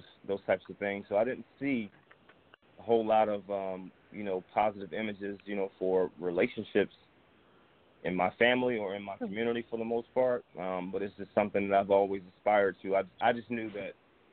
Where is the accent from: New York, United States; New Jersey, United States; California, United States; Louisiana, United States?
New Jersey, United States; moved away as an adult; now in Atlanta, United States; I'm originally from New Jersey. I currently live in Atlanta. I've been here about 13 years now